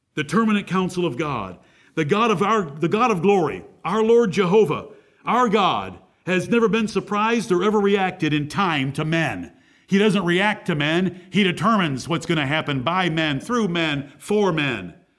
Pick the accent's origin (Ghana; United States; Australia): United States; Michigan; moved away; the state of Michigan where I came from